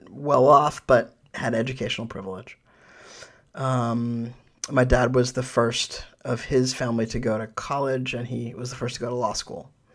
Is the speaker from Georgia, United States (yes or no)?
no; New York City, New York, United States; now in Sonoma County, United States; I was born in New York, uh, in Manhattan